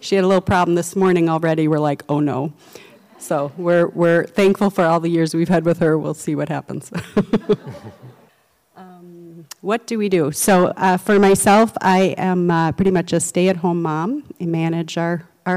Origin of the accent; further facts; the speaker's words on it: Edina, Minnesota, United States; also born or lived in Netherlands; I grew up in Edina, so that's where I spent most of my life